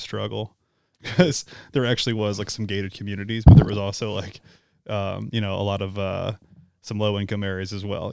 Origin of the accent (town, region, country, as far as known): St. Charles, Missouri, United States; born or raised there